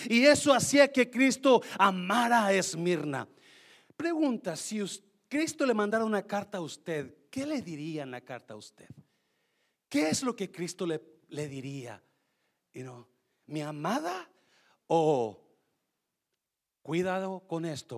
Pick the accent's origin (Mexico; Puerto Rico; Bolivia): Mexico; moved away as an adult; recién llegué de México, yo tenía dieciocho años, de, dejé mi novia en México